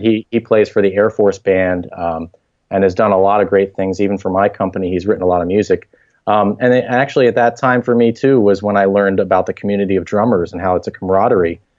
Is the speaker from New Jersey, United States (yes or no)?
no; Harrisburg, Pennsylvania, United States; I grew up in Harrisburg, Pennsylvania. That's where I was raised and went to school.